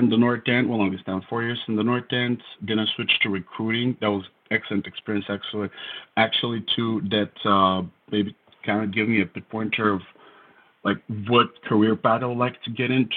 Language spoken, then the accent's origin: English; Elhovo, Yambol Province, Bulgaria; English is a second language; moved away as an adult; now in United States; So it's called Elhovo. That's the name of my town.